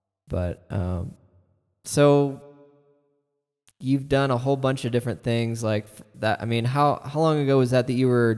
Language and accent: English; Midwest, United States; now in Fort Collins, United States; Yeah, we're all from the Midwest, and Josh and my sister moved out here first, and then my wife and I followed, and my wife's brother followed, and her other brother followed, and our parents.